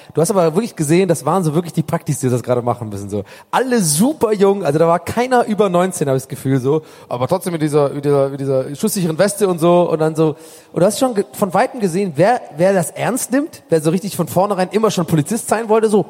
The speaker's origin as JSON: {"language": "German", "region": "Hamburg", "country": "Germany", "said": "ich komme aus Hamburg."}